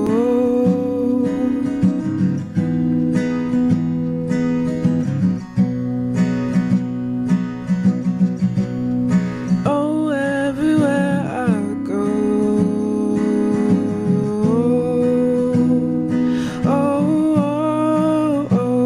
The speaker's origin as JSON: {"language": "English", "town": "Chicago", "region": "Illinois", "country": "United States", "said": "I'm from Chicago, the South Side, over there"}